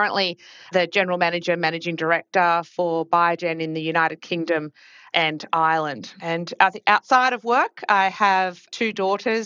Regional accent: Australia; accent: Australian; as you may pick up pretty quickly from my accent, am Australian by background, grew up in Australia and went to University of Melbourne

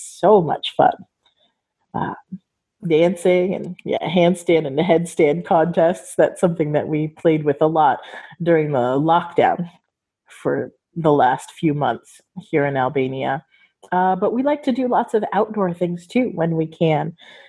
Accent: California, United States; Growing up in Southern California, we used to cross the border before you ever needed a passport or identification even to do that.

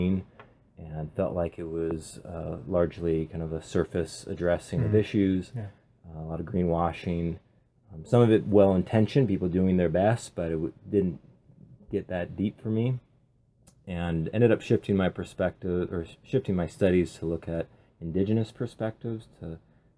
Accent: Pacific Northwest, United States; being born and raised in the Pacific Northwest

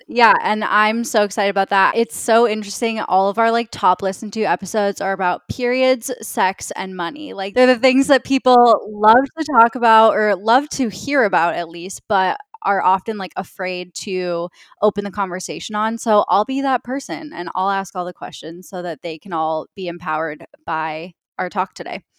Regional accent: Minnesota, United States; I grew up in Minnesota

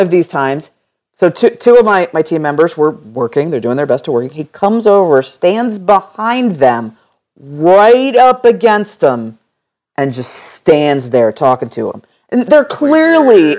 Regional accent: Philadelphia, Pennsylvania, United States; I'm from Philadelphia

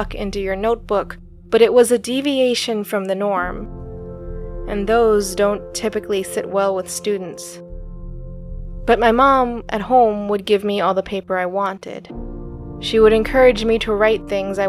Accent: American Southwest, United States; I grew up in the American Southwest

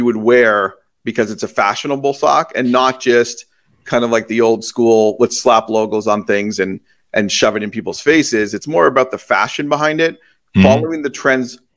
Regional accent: Toronto, Ontario, Canada; moved away; I grew up in Toronto and I moved after

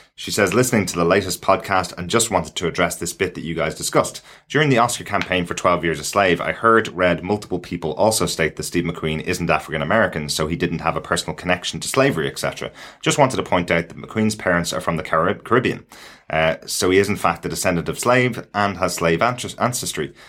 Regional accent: Ireland; as an Irish person

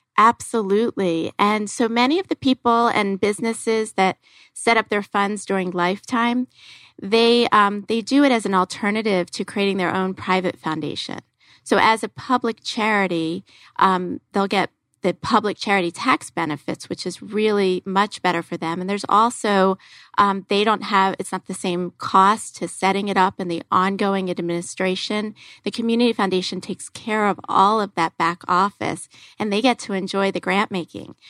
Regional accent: Philadelphia, Pennsylvania, United States; moved away; I'm from Philadelphia, and I was actually born, raised, college, law school, all in Philadelphia

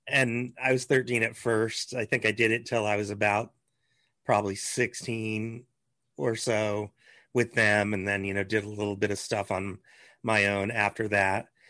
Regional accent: Lincoln, Nebraska, United States; moved away as an adult; also born or lived in Los Angeles, California; I grew up in Lincoln

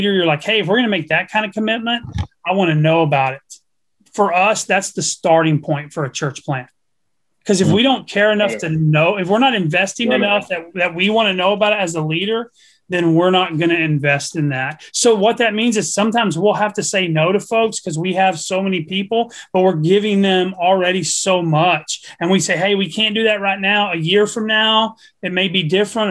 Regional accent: Texas, United States; I'm a redneck from Texas that doesn't speak one word of Spanish

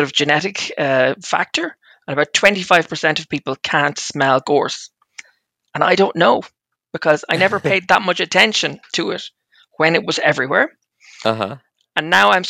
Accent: Ireland; now in Switzerland; I'm from Ireland

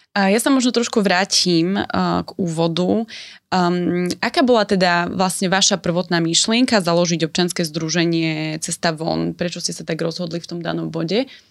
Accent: near Košice, Košice Region, Slovakia; som vyrastala e, pri Košiciach

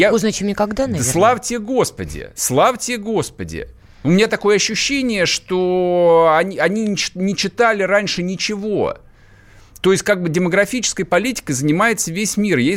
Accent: North Caucasus, Russia; как уроженец Северного Кавказа, да, одну семью иметь дома, да, одну еще содержать в России.

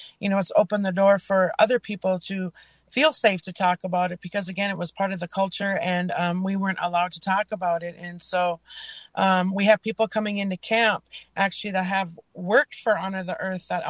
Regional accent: Leech Lake, Minnesota, United States; from Leech Lake

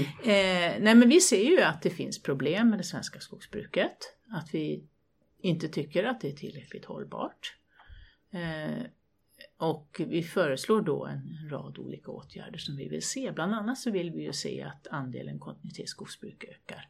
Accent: Värmland, Sweden; also born or lived in Högboda, Kil Municipality; Jag kommer från Värmland, bor på landet

